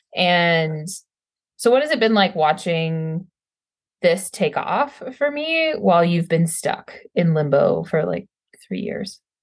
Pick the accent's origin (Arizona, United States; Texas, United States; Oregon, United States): Texas, United States; moved away as an adult; also born or lived in northern New York; I'm from Texas